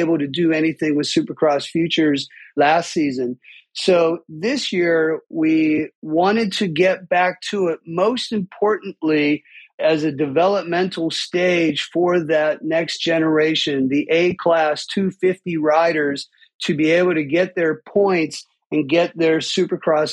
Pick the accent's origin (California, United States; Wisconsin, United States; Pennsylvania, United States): Pennsylvania, United States; Pittsburgh; I grew up in Pittsburgh with two passions, music and dirt bikes